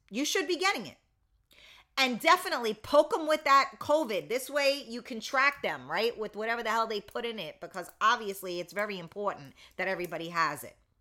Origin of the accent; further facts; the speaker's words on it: United States; I am an American